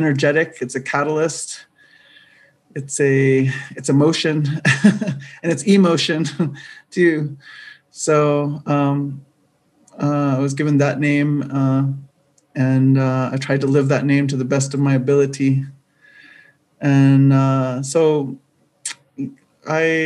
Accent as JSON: {"language": "English", "country": "United States", "lives_now": "Albuquerque, United States", "said": "I come from Diné Nation"}